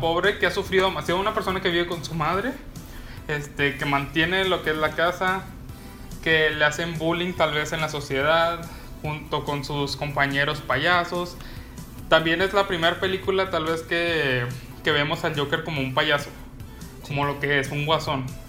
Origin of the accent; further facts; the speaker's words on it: Mexico; nosotros como mexicanos